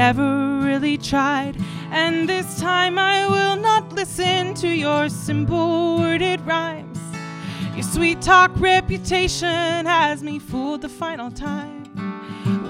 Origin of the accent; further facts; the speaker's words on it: Portland, Oregon, United States; also born or lived in Beloit, Wisconsin; I grew up in Portland, Oregon, and then I moved to Beloit, Wisconsin for 4 years to go to college, and then after I graduated, I moved back to Oregon, and now I live in Corvallis, Oregon